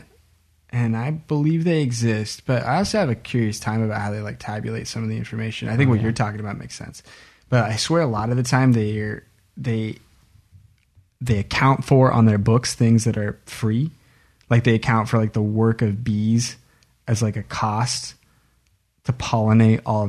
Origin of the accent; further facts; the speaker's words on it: Oregon, United States; we're from Oregon